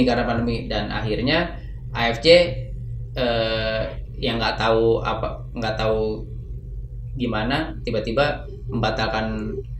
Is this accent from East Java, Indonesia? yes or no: no; Jakarta, Indonesia; also born or lived in Mataram, Lombok / Dalian, China; saya pula pulang ke Jakarta